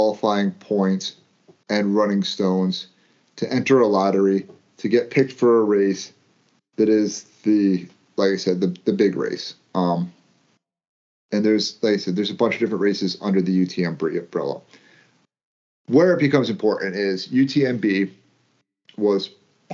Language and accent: English; United States; being American